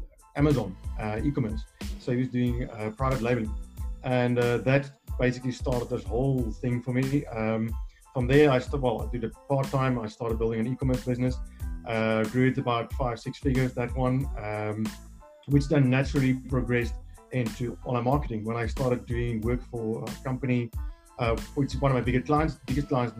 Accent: South Africa; I come from South Africa. I'm here in Cape Town.

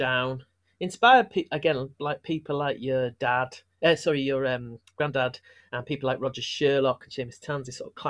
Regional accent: Manchester, North West England, United Kingdom; growing up in Manchester, stuff I talk about, being Irish and English, being both, being neither.

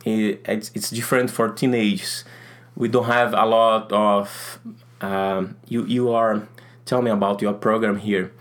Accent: North Region, Brazil; English is a second language; I'm from Brazil, from north of Brazil

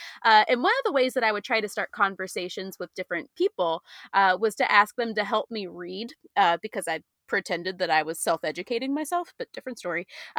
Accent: Williamsburg, Virginia, United States; growing up in Williamsburg

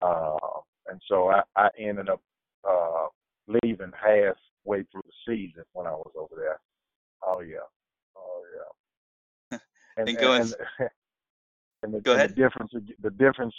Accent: United States; as an American

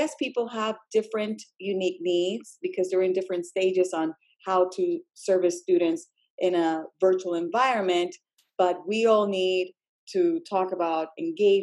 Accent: Puerto Rico; English is a second language; moved away as an adult; now in Virginia, United States; I am an English learner myself, being born and raised in Puerto Rico with all of my schooling there

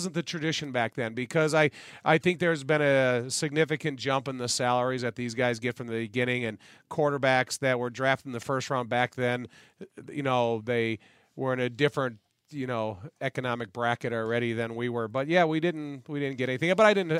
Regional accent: Joliet, Illinois, United States; Francis Rudiger, who I was raised with in Joliet

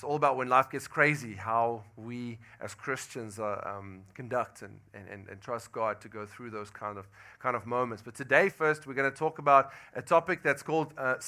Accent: South Africa; moved away as an adult; now in Louisiana, United States; And I'm from South Africa. I've been in Louisiana for about 10 months now

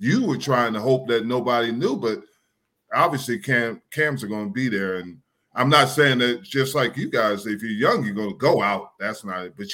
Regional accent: New Jersey, United States; from New Jersey.

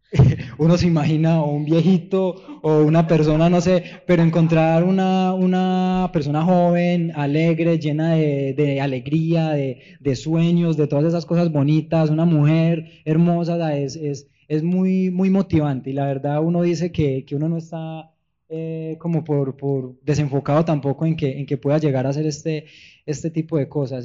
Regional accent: Paisa region, Antioquia, Colombia; Soy paisa, soy andino de la tierra de Gonzalo Arango Arias

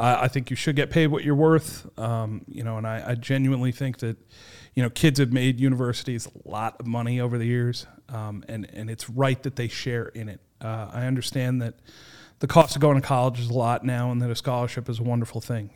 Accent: Warwick, Rhode Island, United States; I'm born and raised in Warwick. I grew up here.

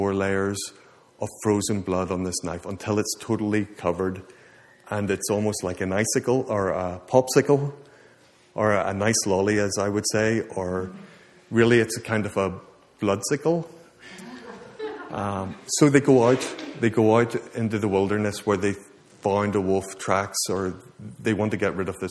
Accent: Ireland; moved away; I'm from Ireland

